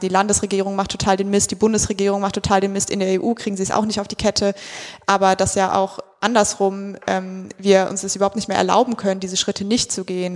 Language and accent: German; near the Hambach Forest, North Rhine-Westphalia, Germany; Ich komme aus der Nähe von dort